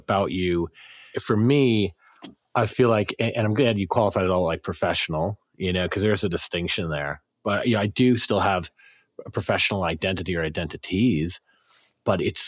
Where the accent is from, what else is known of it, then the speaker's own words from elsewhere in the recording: South Carolina, United States; I grew up in South Carolina